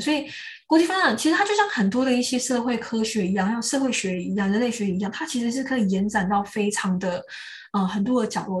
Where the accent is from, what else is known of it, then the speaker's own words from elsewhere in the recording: Taiwan; moved away as an adult; now in United Kingdom; 我自己土生土长的土地上面